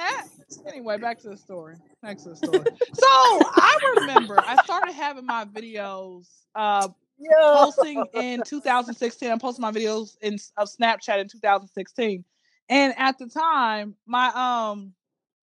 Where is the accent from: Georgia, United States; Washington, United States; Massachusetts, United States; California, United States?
Georgia, United States; Atlanta; I am from Atlanta, Georgia